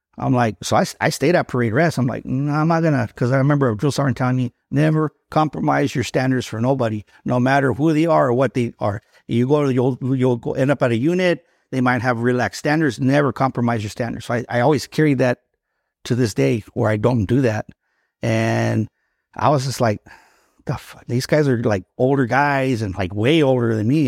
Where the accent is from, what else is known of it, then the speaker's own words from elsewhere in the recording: Los Angeles, California, United States; I was born in East Los Angeles